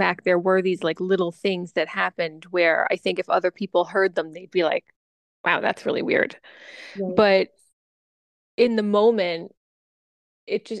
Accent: New York, United States; also born or lived in the South (US); I was from the South and I moved up to New York to live with a grandparent when I was about 8

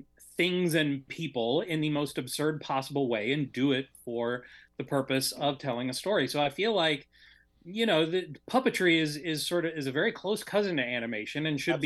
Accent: Michigan, United States; I'm from Michigan

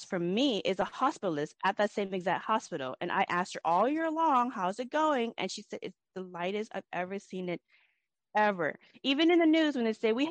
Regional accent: Everett, Washington, United States; I'm from Everett, Washington

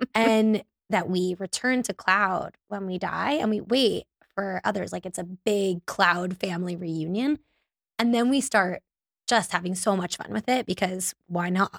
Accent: North Miami Beach, Florida, United States; also born or lived in Davie, Florida; I grew up in North Miami Beach

